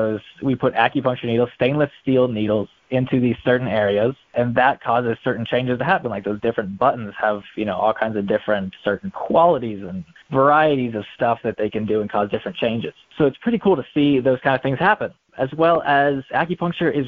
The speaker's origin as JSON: {"language": "English", "town": "Raleigh", "region": "North Carolina", "country": "United States", "also_born_or_lived": "Florida", "moved": "as an adult", "said": "I am originally from Raleigh, North Carolina"}